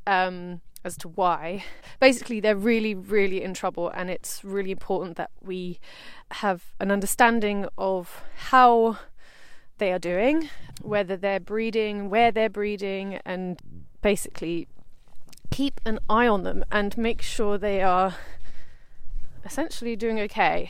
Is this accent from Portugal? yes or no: no; South East England, United Kingdom; I'm from the uh, the south coast and I live in Brighton